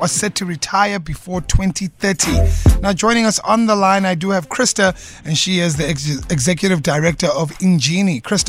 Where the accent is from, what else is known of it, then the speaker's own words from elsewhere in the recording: South Africa; As a South African